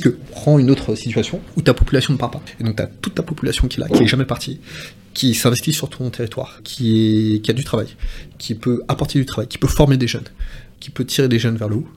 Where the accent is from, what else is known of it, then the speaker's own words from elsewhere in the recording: French Guiana; chez nous en Guyane